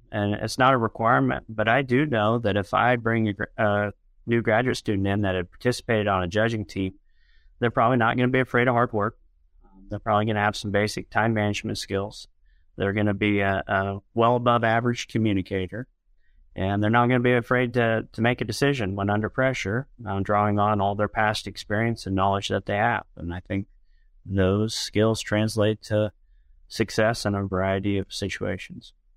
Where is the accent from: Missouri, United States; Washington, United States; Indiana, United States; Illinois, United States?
Illinois, United States; Western; I grew up, uh, on a farm in Western Illinois.